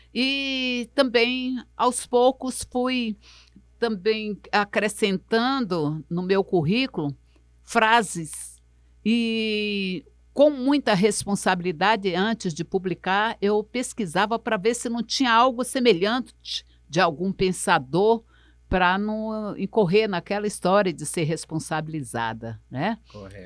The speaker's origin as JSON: {"language": "Portuguese", "town": "Rio Branco", "region": "Acre", "country": "Brazil", "tie": "born or raised there", "said": "eu nasci, foi na perto do Papoca, ali na beira do rio, ali na, na, na Rua da Palha, no final da Benjamin Constant, de frente para a Cidade Nova, eu nasci ali"}